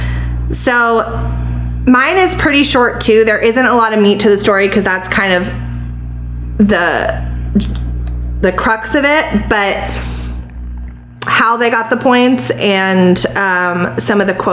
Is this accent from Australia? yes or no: no; Lakewood, California, United States; now in Ocala, United States; my home sweet home is now Ocala, Florida, but my hometown, born and raised, Lakewood, California